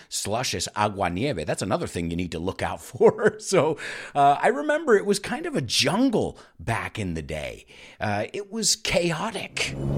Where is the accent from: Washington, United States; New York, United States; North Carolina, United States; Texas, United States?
New York, United States; New York City; moved away; as a New Yorker